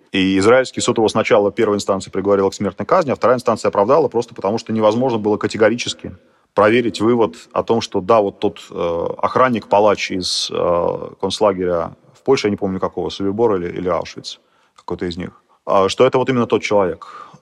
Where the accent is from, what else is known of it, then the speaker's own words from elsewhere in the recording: Moscow, Russia; moved away as an adult; now in Ukraine; я родился в Москве, я вырос в Москве